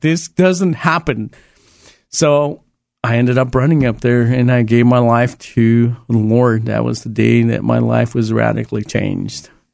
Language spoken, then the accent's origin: English; Los Angeles, California, United States; moved away as an adult; also born or lived in El Salvador; now in Oregon, United States; I grew up in East L A and, um, South Central L A around those areas.